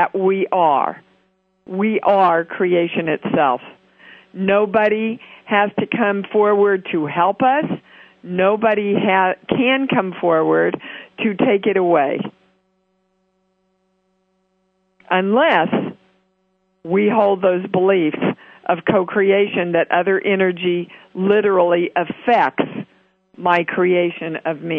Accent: Kansas City, United States; my hometown

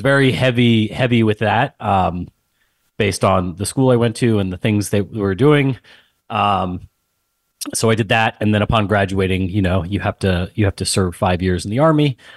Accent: San Antonio, Texas, United States; moved away as an adult; also born or lived in West Point, New York; born and raised in San Antonio, Texas. Um, grew up there, same house, everything

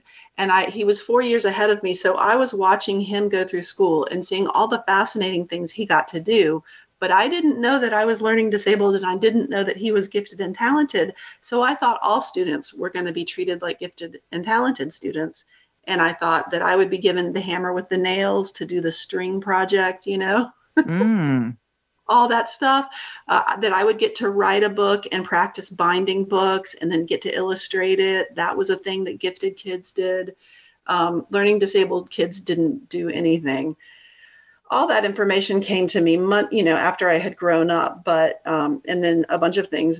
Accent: Chapel Hill, North Carolina, United States; I grew up in the Chapel Hill Carborough City school system

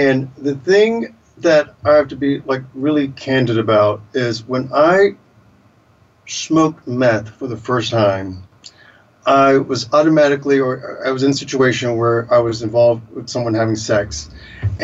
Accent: the South, United States; moved away; I grew up in the South

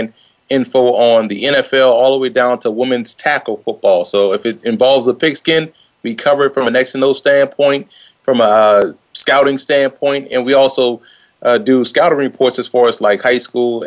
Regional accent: New Orleans, Louisiana, United States; moved away as an adult; also born or lived in Lafayette, Louisiana; now in Northern New Jersey, United States; born and raised in New Orleans, Louisiana.

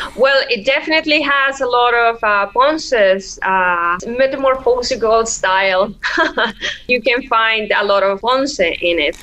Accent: Oaxaca, Mexico; Oaxaca, my hometown

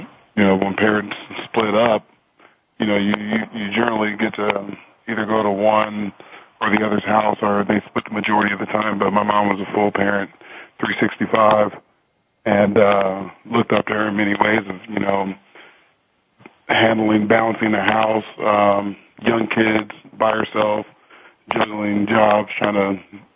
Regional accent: Tustin, California, United States; moved away as an adult; I grew up in Tustin, California, which is about 15 minutes away inland from the beach

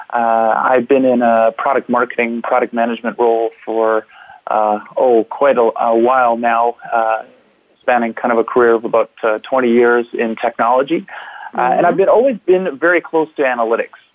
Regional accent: Vancouver, British Columbia, Canada; I am talking to you today from the beautiful offices at SAP Vancouver, uh, born and raised in Vancouver.

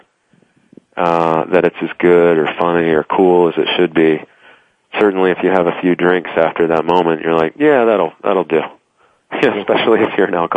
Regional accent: Texas, United States; moved away as an adult; now in New York, United States; I'm from Texas originally. I currently live in New York

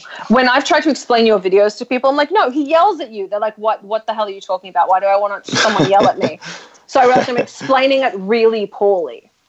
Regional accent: Australia; moved away; I'm Australian.

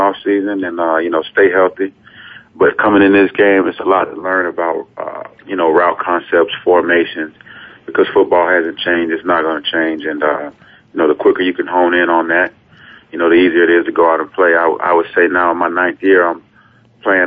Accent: Ocala, Florida, United States; moved away as an adult; also born or lived in San Diego; now in Buffalo, United States; my hometown, Ocala, Florida, and now where I play at in Buffalo

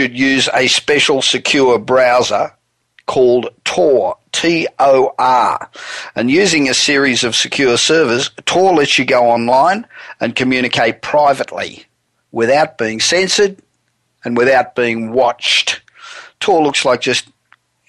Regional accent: Los Angeles, California, United States; coming to you from my hometown of Los Angeles

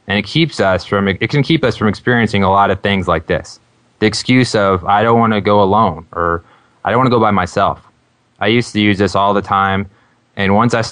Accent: Burlington, Kansas, United States; my hometown of Burlington, Kansas

